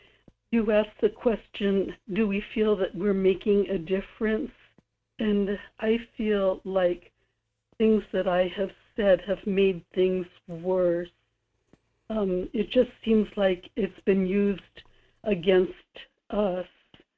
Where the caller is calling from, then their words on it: Kodiak, Alaska, United States; in Kodiak.